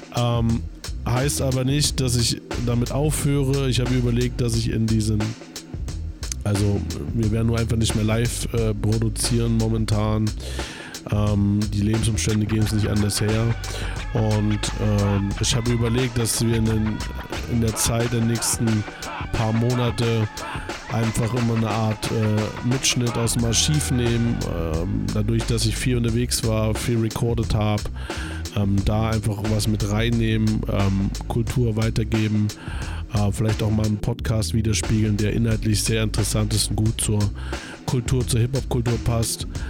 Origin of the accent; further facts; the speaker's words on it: Weimar / Erfurt, Thuringia, Germany; moved away as an adult; now in Leipzig, Germany; in der Heimat, Weimar Erfurt, wo ich herkomme